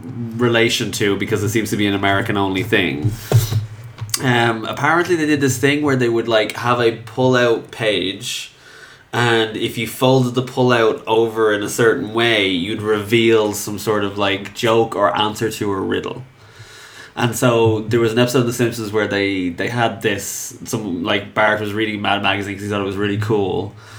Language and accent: English; Ireland; And how we're Irish and we shouldn't give two fucks.